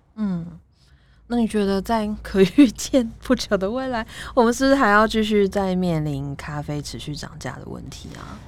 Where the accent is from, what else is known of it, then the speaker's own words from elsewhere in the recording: Taiwan; 我们台湾人的心中有一个这么有重要的地位